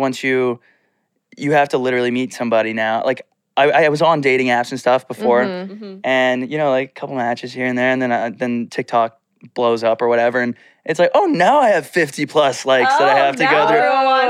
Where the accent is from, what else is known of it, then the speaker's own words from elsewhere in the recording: Austin, Texas, United States; I was born in Austin.